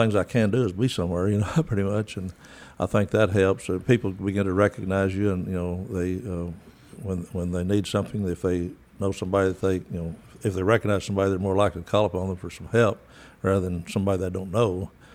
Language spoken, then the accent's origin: English; Crane, Texas, United States; moved away; also born or lived in Dallas, Texas; I'm from West Texas, the area out in the old Essenville, and grew up in a little town called Crane.